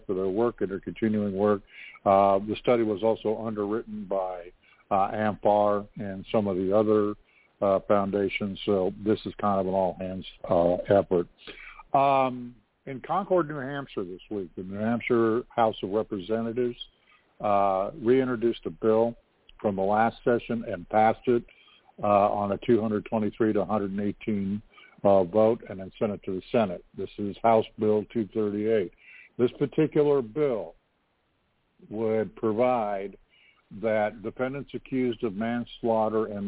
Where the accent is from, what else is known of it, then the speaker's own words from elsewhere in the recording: Canada; my country of Canada.